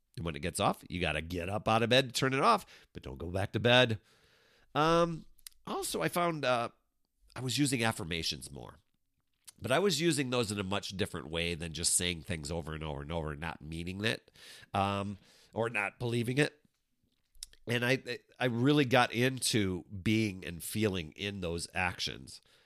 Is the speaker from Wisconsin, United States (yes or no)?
yes; Wisconsin, United States; I grew up in Wisconsin.